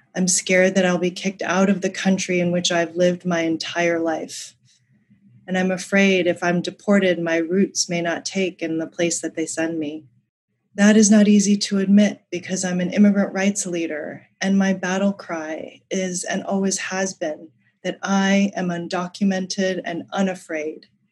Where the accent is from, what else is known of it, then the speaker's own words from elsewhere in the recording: Colorado, United States; When I was a kid growing up in Colorado